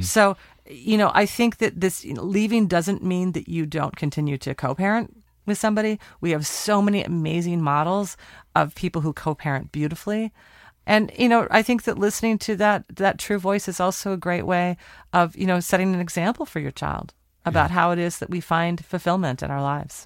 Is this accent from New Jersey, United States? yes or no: no; Portland, Oregon, United States; my hometown, Portland, Oregon